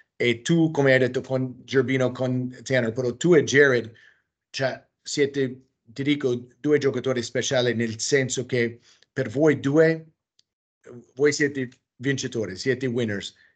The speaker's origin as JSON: {"language": "Italian", "country": "United States", "also_born_or_lived": "Italy", "second_language": "Italian", "moved": "yes", "said": "sono americano"}